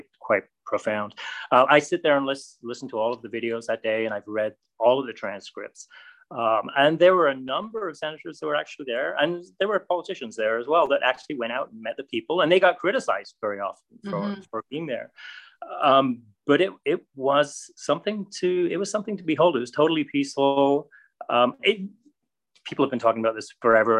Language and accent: English; Canada; as a Canadian